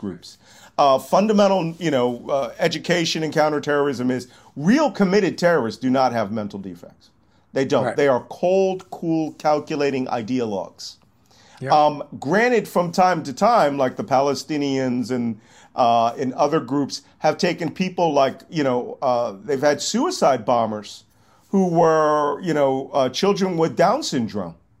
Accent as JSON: {"language": "English", "town": "Philadelphia", "region": "Pennsylvania", "country": "United States", "tie": "born or raised there", "said": "I'm from Philadelphia, born and bred in Philadelphia. I'm a native Philadelphia."}